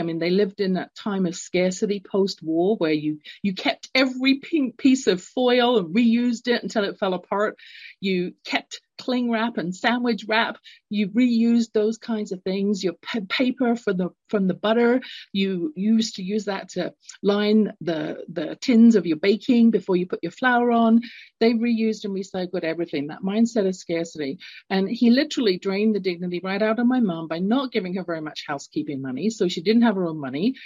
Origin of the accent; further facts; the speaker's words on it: London, United Kingdom; moved away; I had a experience growing up, London, England. You can tell from my accent, I'm not born in North America.